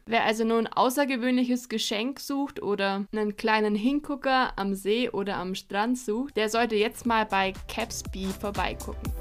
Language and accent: German; Allgäu, Bavaria, Germany; als gebürtige Allgäuerin liebe ich es